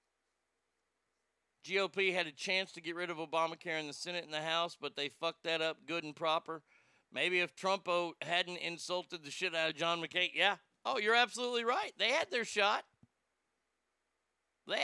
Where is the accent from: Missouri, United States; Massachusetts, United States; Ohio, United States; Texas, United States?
Texas, United States; I'm a Texan.